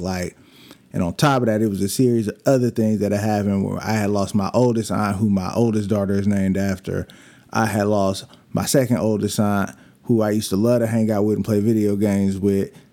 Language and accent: English; Bakersfield, California, United States; moved away; also born or lived in Lancaster, California; I'm from Bakersfield, California